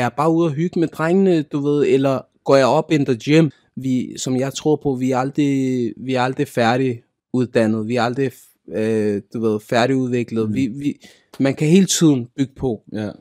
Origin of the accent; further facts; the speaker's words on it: Denmark; Jeg er født og opvokset i Danmark